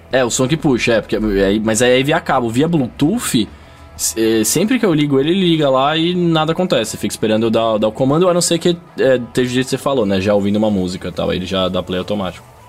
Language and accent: Portuguese; São Paulo, Brazil; eu sou de São Paulo